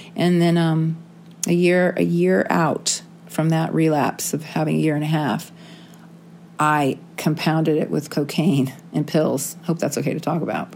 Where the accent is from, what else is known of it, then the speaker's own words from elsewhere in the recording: San Diego, California, United States; I grew up in San Diego